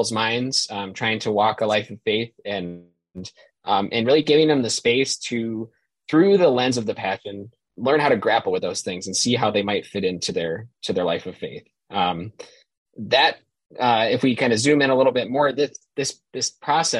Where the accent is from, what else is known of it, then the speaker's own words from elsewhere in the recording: Buffalo, New York, United States; moved away as an adult; now in Notre Dame, United States; I grew up in Buffalo, New York, a big Catholic family